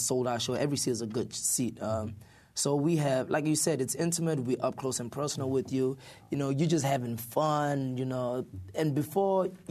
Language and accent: English; South Africa; moved away; we even visited South Africa, my home country.